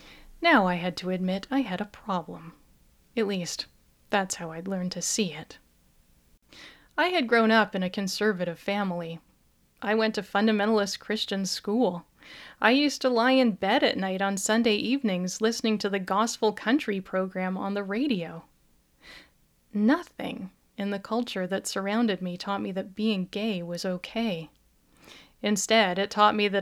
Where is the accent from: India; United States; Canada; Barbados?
Canada; I am Canadian